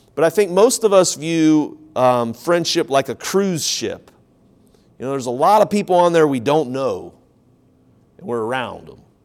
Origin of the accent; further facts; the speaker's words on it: Ohio, United States; now in South Carolina, United States; I grew up in Ohio. I'm here now in South Carolina.